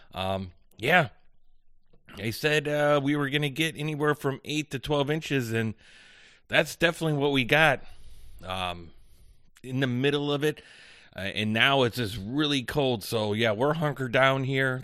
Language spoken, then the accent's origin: English; Chicago, Illinois, United States; I'm from the Chicagoland area